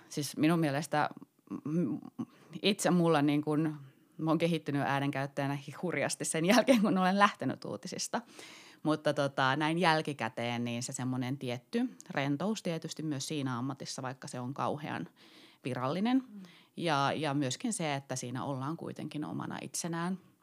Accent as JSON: {"language": "Finnish", "town": "Kittilä", "region": "Lapland", "country": "Finland", "tie": "born or raised there", "said": "olen siis kotoisin Kittilästä ja pieneltä paikkakunnalta"}